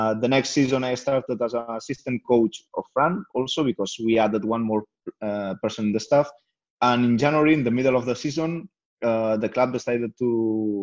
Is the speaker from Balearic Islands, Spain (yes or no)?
no; Lleida, Catalonia, Spain; English is a second language; I was playing in different teams in Lleida, is my hometown